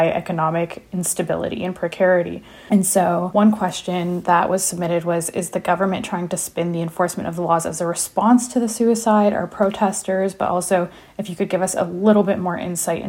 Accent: Pakistan; as a Pakistani

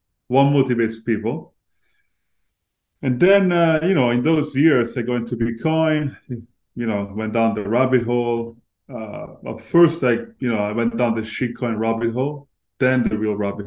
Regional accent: Florence, Tuscany, Italy; moved away as an adult; also born or lived in London; I was born and raised in Italy, Florence

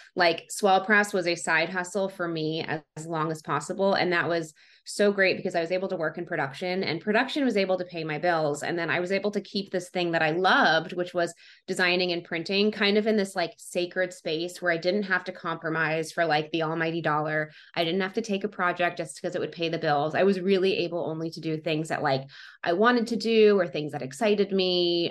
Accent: Atlanta, Georgia, United States; moved away as an adult; now in Los Angeles, United States; I grew up in Atlanta. We're in the suburbs of Atlanta.

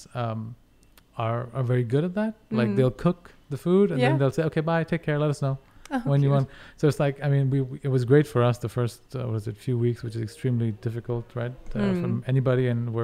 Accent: India; moved away as an adult; also born or lived in Delhi, India / Paris, France / Germany / Netherlands; now in Denmark; I grew up in India, and then after high school, moved to France, lived in Paris, lived in Germany, the Netherlands

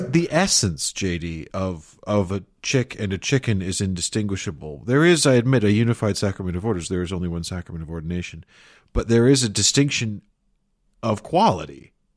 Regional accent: Chicago, Illinois, United States; in my hometown of Chicago, Illinois, in my youth

